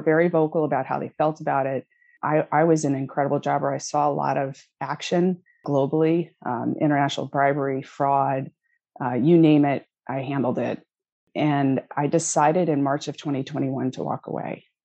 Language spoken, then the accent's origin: English; Connecticut, United States; moved away as an adult; also born or lived in Washington, D.C.; I grew up in Connecticut.